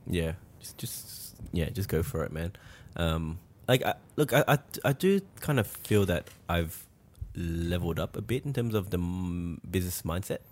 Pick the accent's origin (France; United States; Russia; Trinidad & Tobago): France; now in Australia; we're from France